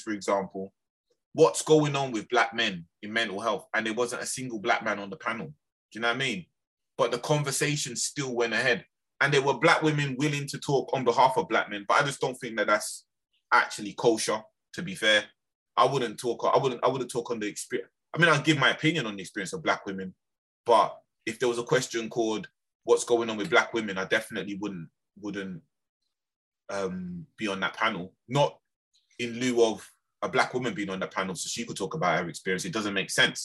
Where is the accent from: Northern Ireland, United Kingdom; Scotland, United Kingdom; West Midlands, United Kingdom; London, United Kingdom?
London, United Kingdom; I was simply from Lambeth